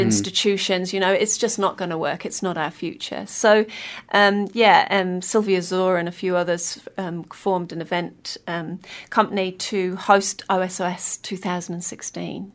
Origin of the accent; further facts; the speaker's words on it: Kingston upon Hull, Yorkshire and the Humber, United Kingdom; moved away as an adult; now in Wellington, New Zealand; I'm originally from Kingston upon the Hull